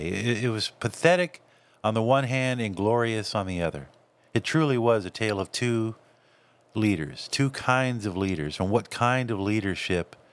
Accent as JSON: {"language": "English", "region": "California", "country": "United States", "tie": "born or raised there", "also_born_or_lived": "Texas / Florida", "said": "I grew up in Southern California. Uh, I grew up in, in some areas of, of Dallas and Fort Worth, uh, and, and also in um, Florida, South Florida."}